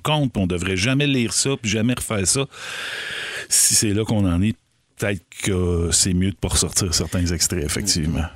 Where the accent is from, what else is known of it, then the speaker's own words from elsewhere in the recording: Rigaud, Quebec, Canada; chez nous à Rigaud